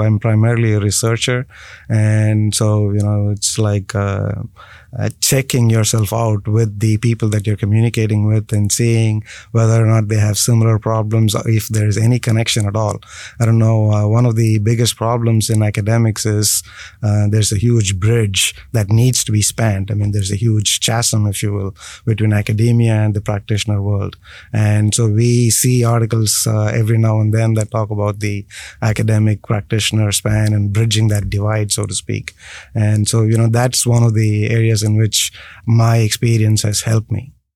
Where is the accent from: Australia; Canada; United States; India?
India; moved away; born and raised in India first.